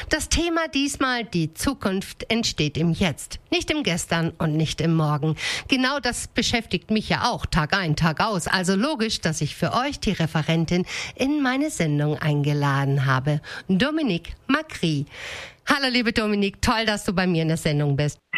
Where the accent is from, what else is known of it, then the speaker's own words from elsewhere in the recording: North Rhine-Westphalia, Germany; born there; Also äh, ich bin tatsächlich im Ruhrpott geboren, aber das ist